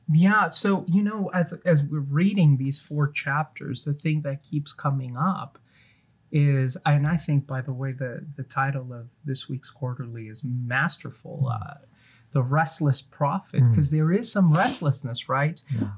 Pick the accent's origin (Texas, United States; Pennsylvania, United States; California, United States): California, United States; Los Angeles; also born or lived in East Coast; I grew up uh, watching Jerome Bettis play for the Los Angeles Rams